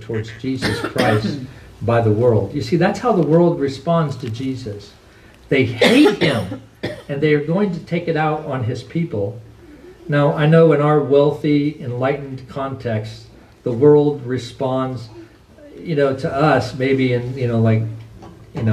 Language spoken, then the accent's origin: English; United States; We are Americans and we are citizens.